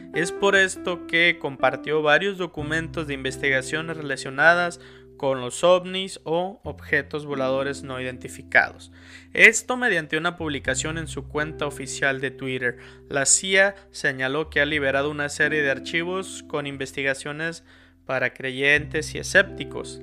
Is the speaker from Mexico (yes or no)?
yes; Mexico; somos mexicanos